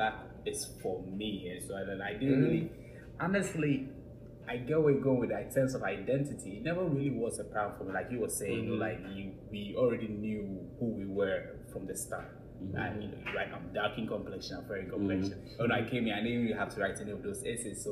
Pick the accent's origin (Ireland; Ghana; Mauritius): Ghana; now in United States; I was from Ghana